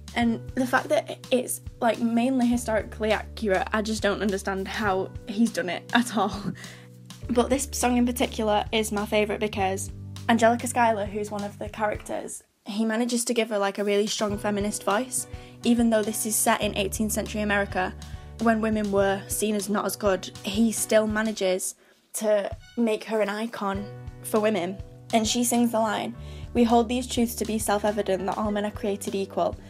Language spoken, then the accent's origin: English; Manchester, North West England, United Kingdom; I'm eighteen and I'm from Manchester